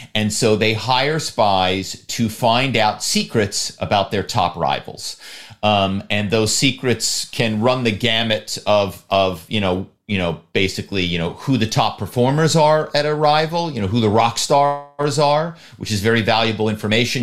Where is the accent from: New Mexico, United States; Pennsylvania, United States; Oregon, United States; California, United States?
Pennsylvania, United States; Philadelphia; my hometown is Philadelphia